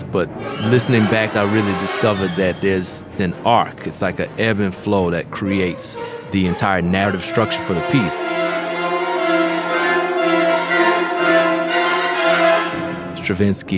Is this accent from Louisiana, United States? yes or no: yes; New Orleans, Louisiana, United States; growing up in New Orleans